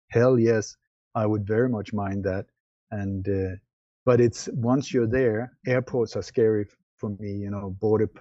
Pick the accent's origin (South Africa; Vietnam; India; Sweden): Sweden; moved away; also born or lived in Denmark; I was born in Denmark, but I grew up in Sweden